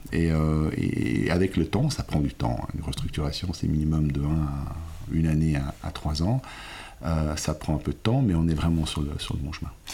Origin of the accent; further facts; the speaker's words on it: Lausanne, Vaud, Switzerland; je suis suisse et italien. J'ai grandi, je suis né à Lausanne, j'ai grandi à Lausanne